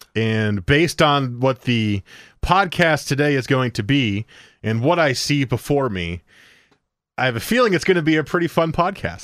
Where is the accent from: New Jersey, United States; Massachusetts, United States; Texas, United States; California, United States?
New Jersey, United States; moved away; I grew up in New Jersey